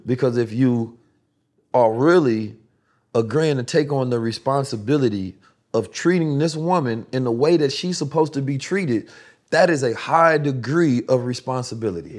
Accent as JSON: {"language": "English", "town": "Oakland", "region": "California", "country": "United States", "tie": "born or raised there", "also_born_or_lived": "St. Louis", "said": "I grew up in Oakland, California"}